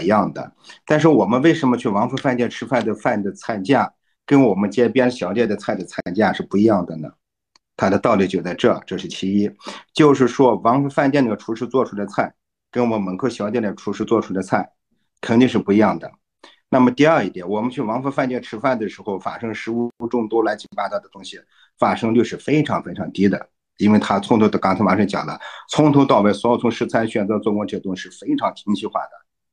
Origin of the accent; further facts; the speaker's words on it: China; 像我们中国人有个好习惯，就是我们会听中医讲来给你调理调理。